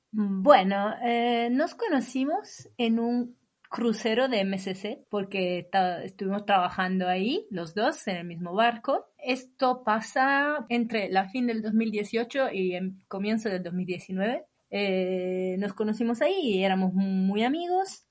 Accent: Imola, Emilia-Romagna, Italy; Spanish is a second language; moved away as an adult; also born or lived in London / Spain / Bologna; Yo soy del norte de Italia, de un pueblo se llama Imola

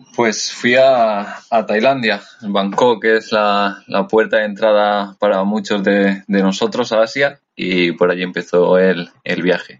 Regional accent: Valencia, Valencian Community, Spain; moved away as an adult; also born or lived in Madrid; Soy de Valencia, pero, pero estuve viviendo en Madrid varios años

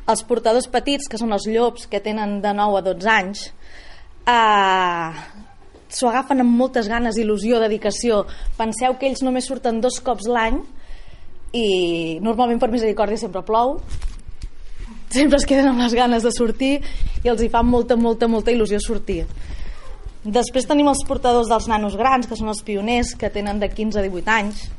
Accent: Reus, Catalonia, Spain; A vegades penso que això és un, un error com a reusenca i que no m'ho miro amb, des d'una perspectiva dient, però quan m'ho miro fredament segueixo pensant el mateix.

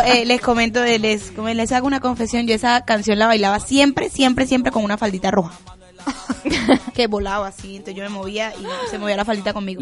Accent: Colombia; yo soy colombiana

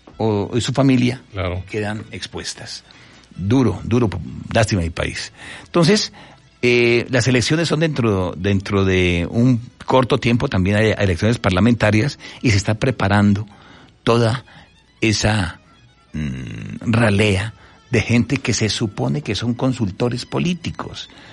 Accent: Colombia; en mi país

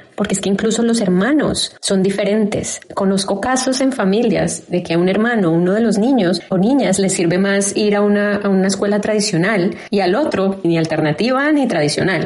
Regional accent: Bogotá, Colombia; now in Austin, United States; yo soy de Bogotá, Colombia. Actualmente vivo en Austin, Texas, Estados Unidos

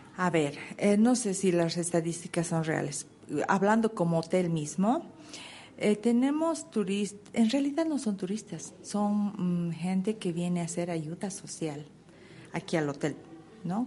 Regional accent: Cochabamba, Bolivia; en Cochabamba tenemos lo que es el turismo de cultura, tenemos un hermoso clima, es una ciudad tranquila

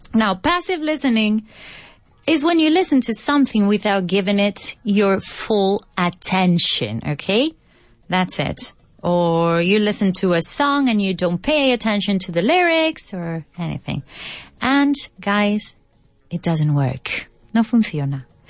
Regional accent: Fuensanta de Martos, Andalusia, Spain; English is a second language; Soy de un pueblo de Jaén que se llama Fuensanta de Martos

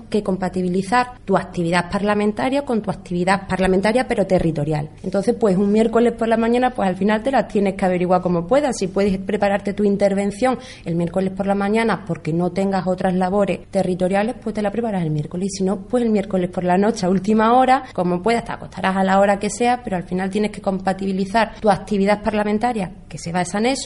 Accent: Jerez de los Caballeros, Extremadura, Spain; soy de Jerez de los Caballeros y allí lo único que habíamos conocido los jóvenes había sido años de socialismo.

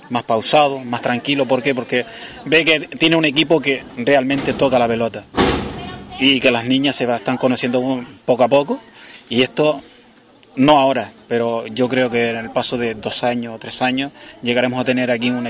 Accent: Agaete, Canary Islands, Spain; Hombre, el tener aquí en mi pueblo, Gaete un equipo de fútbol femenino, es un orgullo para mí

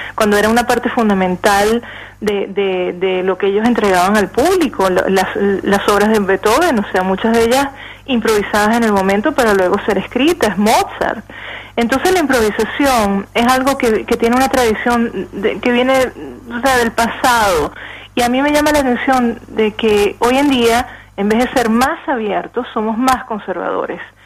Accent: Venezuela; moved away; como todos los venezolanos que, estamos exiliados

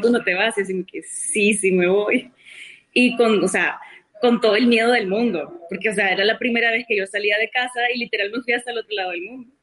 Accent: San Martín, San Salvador, El Salvador; moved away as an adult; also born or lived in Soyapango, El Salvador / South Korea / Brazil; Viví, viví, en Soyapango los primeros cinco años de mi vida. Ah. Eh, y ahí, o sea, nací en el 84, justo en medio del conflicto civil.

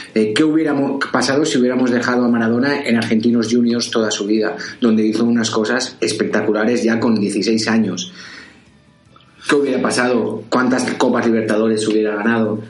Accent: Valencian Community, Spain; yo soy valenciano

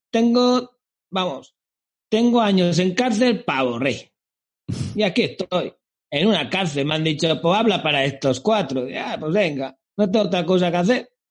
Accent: Galicia, Spain; also born or lived in Basque Country / Madrid; Vamos a ver, yo soy gallego y hablo de, Galicia a Galicia.

